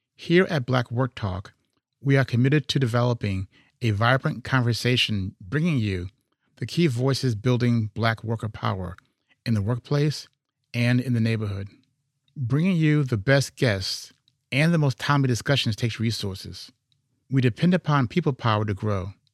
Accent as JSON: {"language": "English", "town": "Chicago", "region": "Illinois", "country": "United States", "said": "I'm from Chicago"}